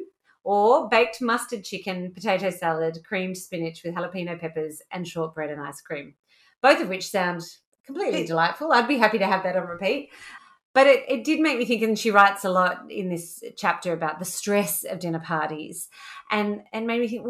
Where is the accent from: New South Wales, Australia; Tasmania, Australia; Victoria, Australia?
New South Wales, Australia; Orange; I am from Orange, New South Wales